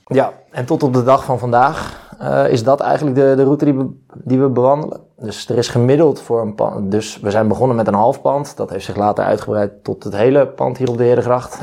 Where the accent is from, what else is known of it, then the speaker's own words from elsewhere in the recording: Leimuiden, South Holland, Netherlands; waar ik ben geboren in Leimuiden. Daar woont zij nog altijd, in datzelfde huis